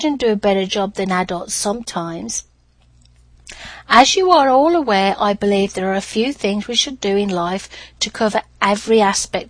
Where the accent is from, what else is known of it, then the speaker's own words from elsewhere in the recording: United Kingdom; accent: British; moved away; my British accent opened many doors